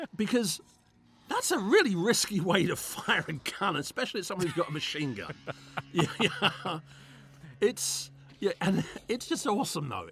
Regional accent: England, United Kingdom; growing up in England, I grew up during the time when you couldn't have nunchucks in a movie.

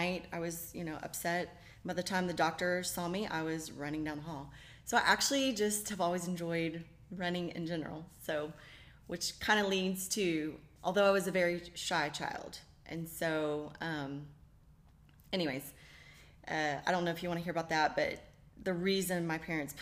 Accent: Fort Worth, Texas, United States; moved away as an adult; also born or lived in Daytona Beach, Florida / Waco, Texas; now in College Station, United States; grew up in Fort Worth, and my husband and I met at Baylor

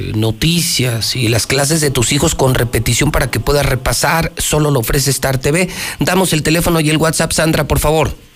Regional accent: Aguascalientes, Mexico; los que sí somos hidrocálidos de adeveras

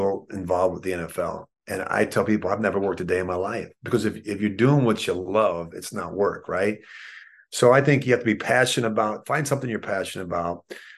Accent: Philadelphia, Pennsylvania, United States; the experiences that I had as a child growing up in Philadelphia with my mom and dad

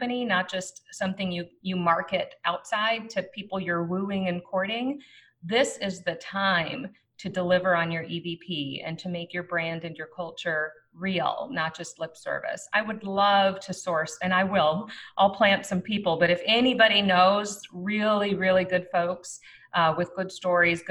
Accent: Minnesota, United States; as a Minnesotan

